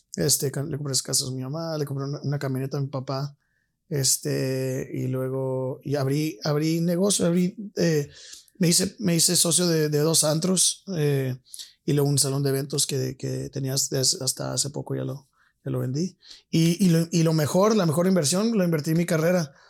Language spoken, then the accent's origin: Spanish; El Paso, Texas, United States; also born or lived in San Francisco Bay Area, California; a los 7, 9 años, 7, 8 años me fui a El Paso, Texas.